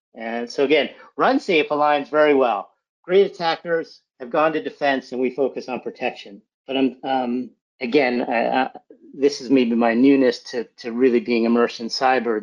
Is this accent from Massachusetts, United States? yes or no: yes; outside of Boston, Massachusetts, United States; I was born in, in Massachusetts, outside of Boston